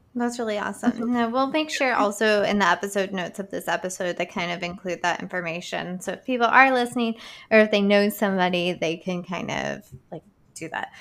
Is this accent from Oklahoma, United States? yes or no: no; Boone County, West Virginia, United States; moved away; I'm from Boone County